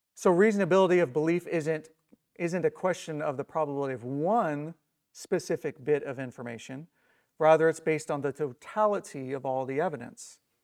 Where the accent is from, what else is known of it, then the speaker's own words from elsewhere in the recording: Indiana, United States; I'm from Indiana